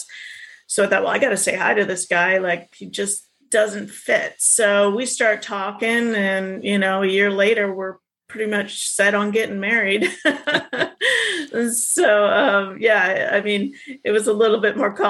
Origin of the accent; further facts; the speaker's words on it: California, United States; moved away; I grew up in California